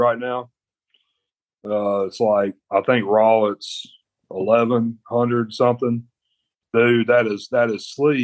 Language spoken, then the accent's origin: English; United States; I'm an American.